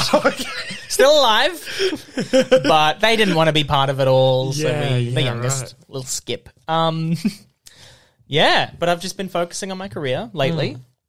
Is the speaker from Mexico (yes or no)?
no; England, United Kingdom; I now obviously just have this accent for some reason, but yeah. Growing up in England.